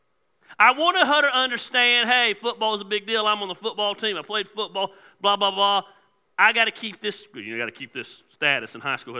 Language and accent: English; Decatur, Georgia, United States; I was raised in Decatur, Georgia